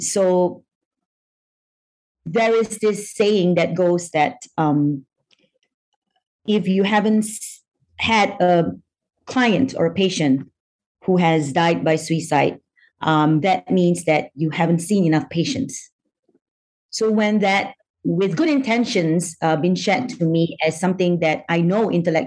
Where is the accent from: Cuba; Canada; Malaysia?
Malaysia; So I'm Malaysian by nationality. I was born in Malaysia, but my paternal great-grandfather came from China.